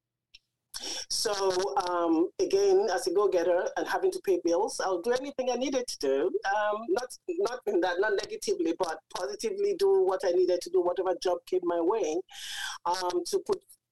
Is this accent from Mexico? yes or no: no; England, United Kingdom; moved away as an adult; now in Windsor, Canada; I was born and raised in England. My parents are West African